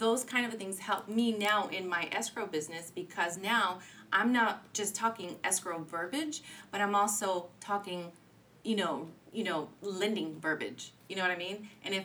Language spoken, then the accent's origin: English; Santa Ana, California, United States; I grew up in Santa Ana, and I'm still sticking to my Santa Ana grounds